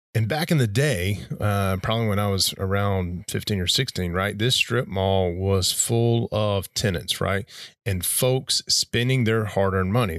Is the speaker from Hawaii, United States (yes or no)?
no; Glencoe, Alabama, United States; moved away; where I was born, where I grew up, and where I spent the better part of two decades is a small town in northeast Alabama called Glen Coates, Glen Coates, Alabama